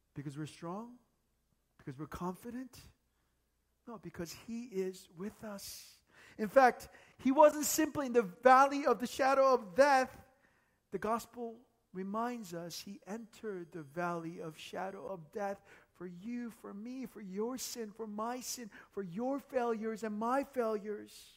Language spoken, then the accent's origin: English; United States; moved away as an adult; now in South Korea; growing up in the States.